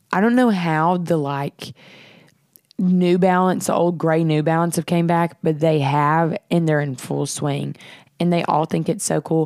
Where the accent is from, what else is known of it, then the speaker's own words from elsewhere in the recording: Nashville, Tennessee, United States; We're from Nashville. We live in Nashville.